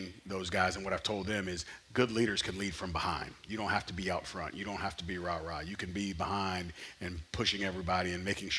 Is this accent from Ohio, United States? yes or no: no; St. Louis, Missouri, United States; I'm born and raised in St. Louis